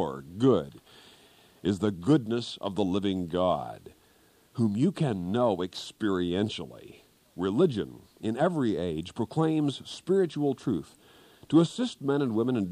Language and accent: English; Kansas, United States; moved away; back in Kansas, my home state